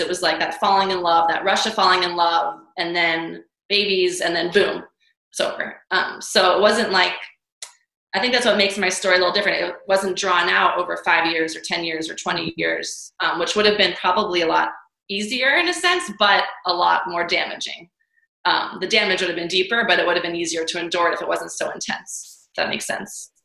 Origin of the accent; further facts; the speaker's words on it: New York City, New York, United States; moved away; also born or lived in Hawaii; I'm from New York City. I trained in ballet, went to School of American Ballet for many years